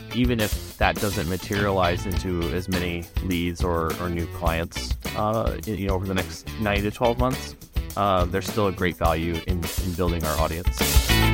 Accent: rural Midwest of the United States, United States; also born or lived in Chicago area; I grew up in, like, a rural area in Midwest of the United States

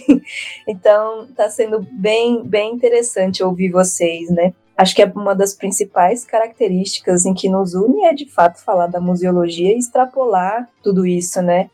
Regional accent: São Paulo, Brazil; eu sou cria aqui de São Paulo, então eu só trabalhei em São Paulo, estudei em São Paulo

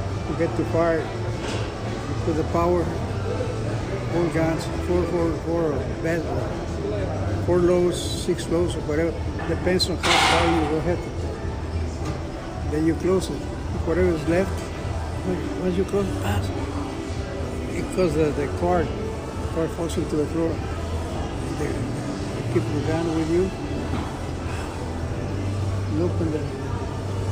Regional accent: Monterrey, Nuevo León, Mexico; English is a second language; moved away; Soy de Monterrey.

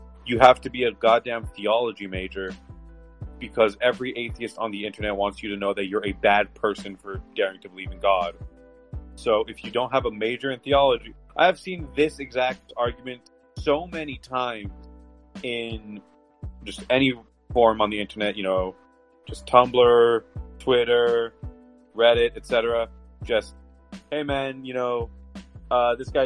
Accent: Canada; I'm not American. I'm Canadian

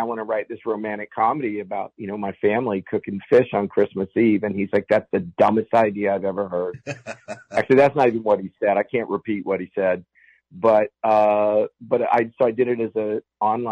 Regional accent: Fairmont, West Virginia, United States; where I grew up in Reevesville, West Virginia, Fairmont, West Virginia

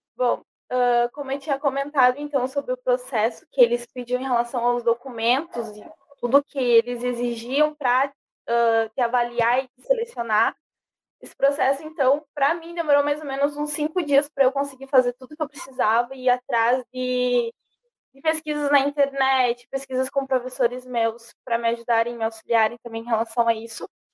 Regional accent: Brazil; eu era brasileira

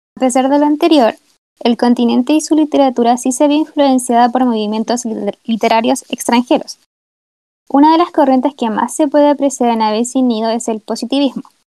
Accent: Sixth Region, O'Higgins, Chile; soy de la sexta región

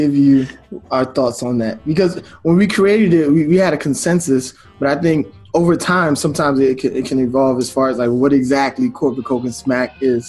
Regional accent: Baltimore, Maryland, United States; moved away as an adult; also born or lived in Nigeria; now in Delaware, United States; we grew up in Baltimore

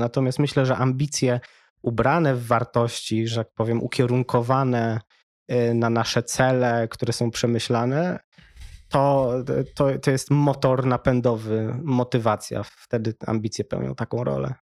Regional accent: Wrocław, Lower Silesian Voivodeship, Poland; wychowałem się we Wrocławiu

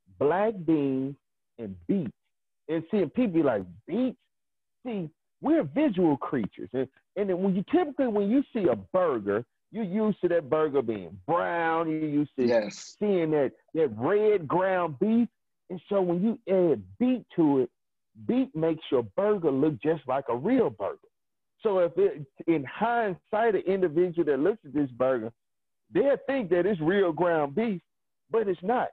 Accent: Mississippi, United States; growing up in Mississippi, having a smokehouse

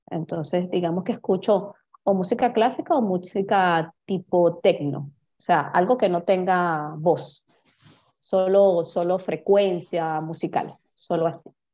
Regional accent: Venezuela; first language Spanish; soy venezolana, vivo en Caracas, Venezuela en este momento

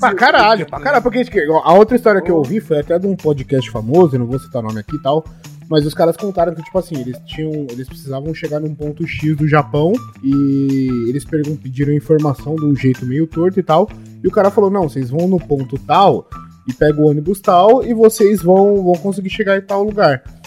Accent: Brazil; eu tenho uma visão como brasileiro

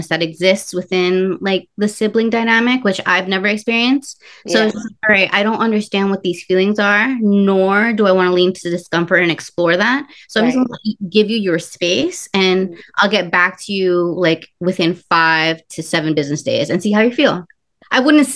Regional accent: New York City, New York, United States; first language Spanish; English is a second language; So I was born in Brooklyn.

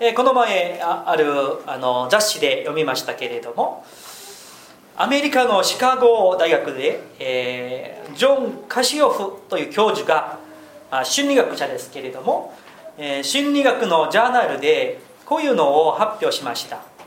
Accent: South Korea; moved away as an adult; also born or lived in Tokyo; 韓国人ですから軍隊に行くんですけれども

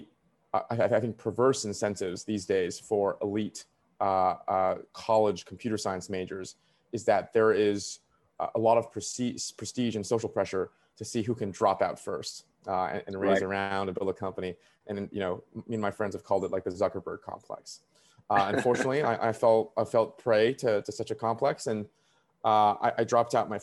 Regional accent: Beijing, China; moved away; also born or lived in Vancouver, Canada / New York, United States; I was born in Beijing and I was raised between China and Vancouver as a kid. I got trained as almost any kid in Beijing in the 2000s

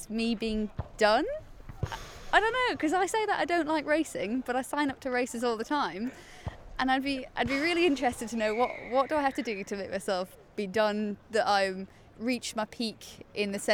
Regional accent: Northumberland, North East England, United Kingdom; now in London, United Kingdom; In Northumberland, it's like really far north

